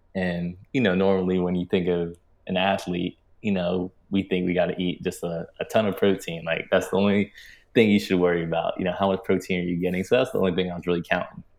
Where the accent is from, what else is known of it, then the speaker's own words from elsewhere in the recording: Maryland, United States; I grew up in Maryland, a suburban town in Maryland